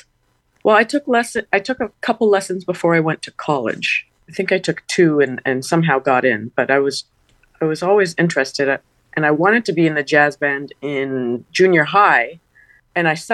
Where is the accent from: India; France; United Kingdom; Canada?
Canada; moved away as an adult; also born or lived in New York City; I knew that I needed to be in New York, and if that was the best way for me to get here as a Canadian